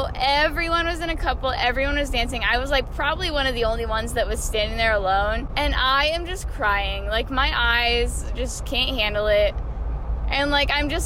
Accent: Puyallup, Washington, United States; I'm from Puyallup.

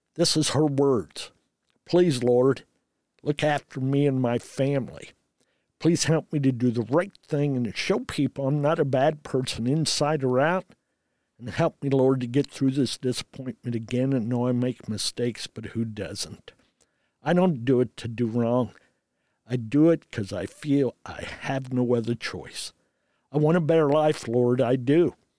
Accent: Redkey, Indiana, United States; also born or lived in Frankfurt, Germany; I am actually from Red Key, Indiana, a community

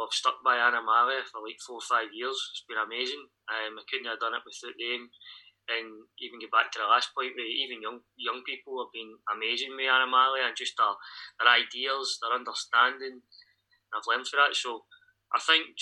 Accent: Tea Cake Town, Scotland, United Kingdom; I'm from Tea Cake Town

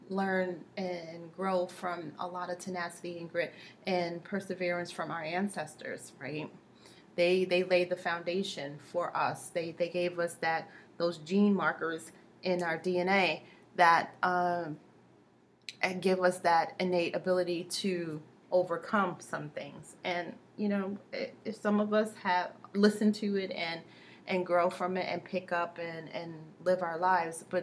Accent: New York, United States; I grew up in New York, and you know, my mom was very sheltering

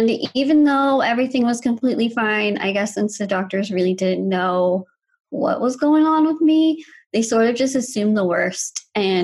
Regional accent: Texas, United States; I'm a girl from Texas

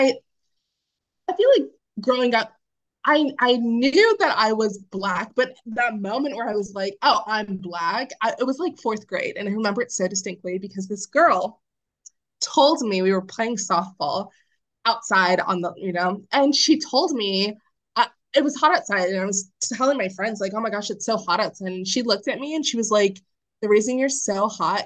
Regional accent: Arlington, Virginia, United States; I'm from Arlington, which is predominantly white. It's right outside D.C.

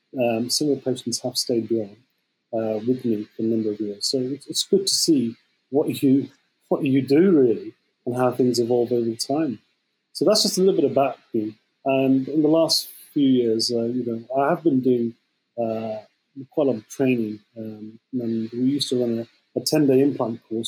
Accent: Birmingham, West Midlands, United Kingdom; also born or lived in Liverpool; I'm actually from Birmingham

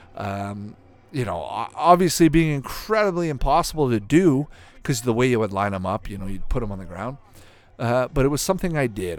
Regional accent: Canada; growing up in Canada

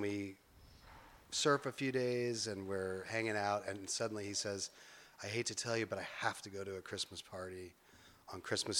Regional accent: Emmett, Idaho, United States; I grew up in Idaho in a little town called Emmett.

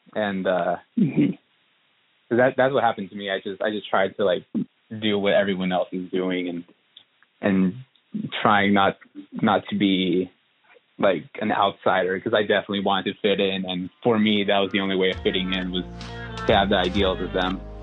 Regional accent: Southern Oregon, United States; now in Portland, United States; I was born and raised in Southern Oregon

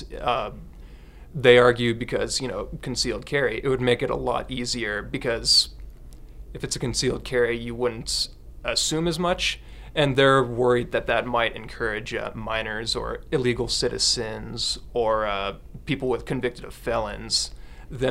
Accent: Montana, United States; I've lived here my entire life, too

